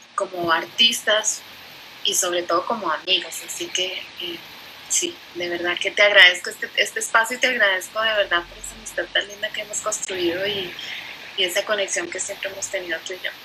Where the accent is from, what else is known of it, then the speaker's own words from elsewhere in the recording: Colombia; moved away as an adult; soy colombiana, llevo más o menos 20 años viviendo aquí